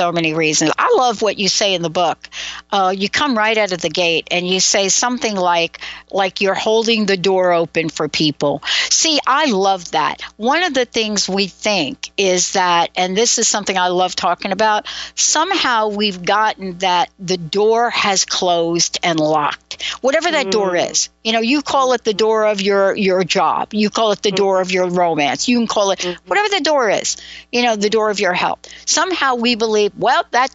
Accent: New York, United States; I'm from New York

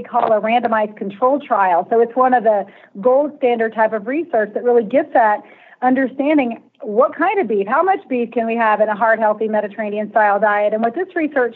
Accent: Texas, United States; I was raised in Texas

